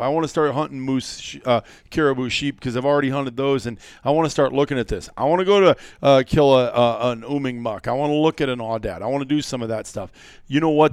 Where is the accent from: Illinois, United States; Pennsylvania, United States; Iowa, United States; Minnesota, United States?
Iowa, United States; moved away as an adult; As a kid growing up in Iowa, making a decision to move out here eighteen years ago